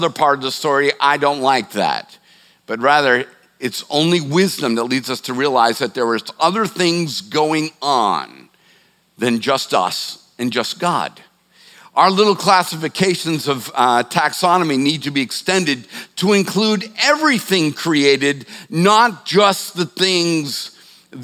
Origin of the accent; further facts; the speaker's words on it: Boston, Massachusetts, United States; now in Charleston, United States; I'm from the Boston area